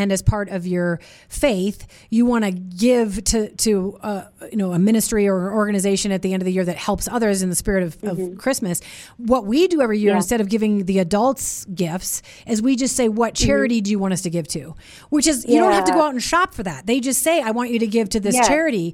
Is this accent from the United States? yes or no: yes; Minnesota, United States; we grew up in Minnesota together